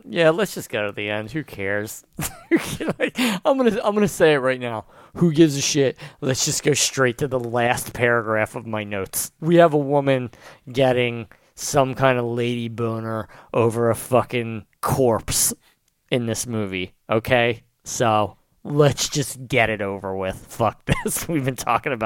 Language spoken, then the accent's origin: English; Pennsville, New Jersey, United States; This is my hometown I'm talking about, and it's a shithole